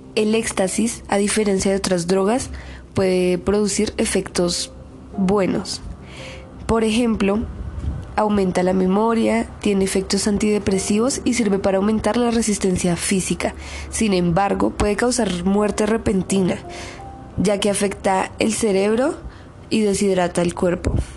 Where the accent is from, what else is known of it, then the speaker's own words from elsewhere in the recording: Bogotá, Colombia; soy de Bogotá, Colombia, estudiante del Colegio INEM de Kennedy